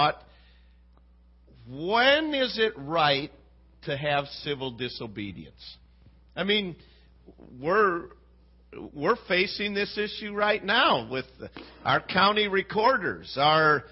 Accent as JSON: {"language": "English", "country": "United States", "said": "I'm an American."}